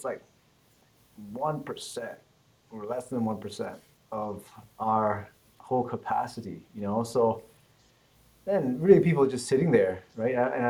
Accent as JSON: {"language": "English", "town": "Calgary", "region": "Alberta", "country": "Canada", "tie": "born or raised there", "said": "I was born in Calgary and I was raised there. My parents came from Vietnam"}